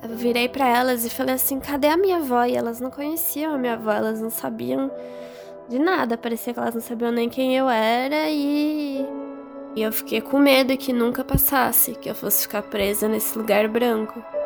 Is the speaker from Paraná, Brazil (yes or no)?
yes; Curitiba, Paraná, Brazil; eu sou natural de Curitiba